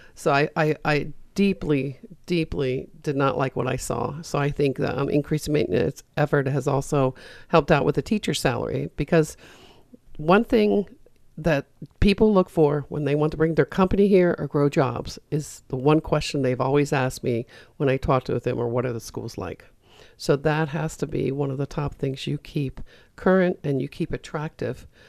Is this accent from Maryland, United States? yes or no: yes; Frederick, Maryland, United States; I grew up in Frederick and I watched the downtown Frederick area get boarded up